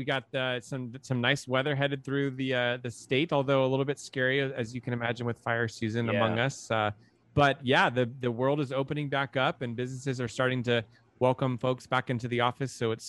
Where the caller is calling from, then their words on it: San Francisco, California, United States; We're in San Francisco in the Bay Area.